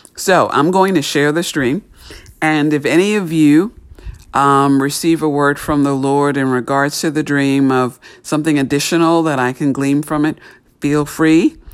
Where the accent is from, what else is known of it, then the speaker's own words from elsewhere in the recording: New York City, New York, United States; where I grew up in New York City